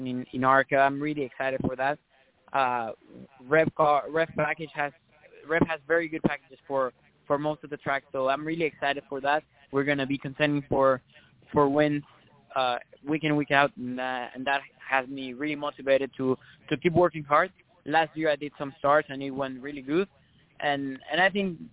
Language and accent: English; Mexico; moved away; I come from Mexico